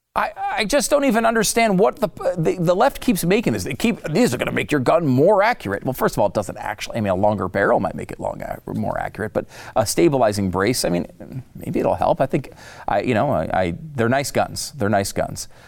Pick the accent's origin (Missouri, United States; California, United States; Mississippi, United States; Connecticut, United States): Connecticut, United States; I grew up in Connecticut